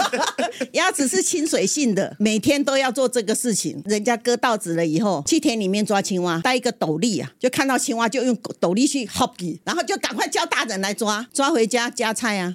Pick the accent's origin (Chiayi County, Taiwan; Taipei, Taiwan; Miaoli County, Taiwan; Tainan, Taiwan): Miaoli County, Taiwan; also born or lived in Taichung; 我们是客家人嘛，我们在苗栗的乡下